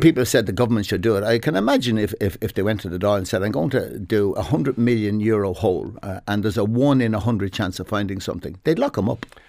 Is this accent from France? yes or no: no; Dublin, Leinster, Ireland; also born or lived in Clontarf, Dublin; I'm from Merino originally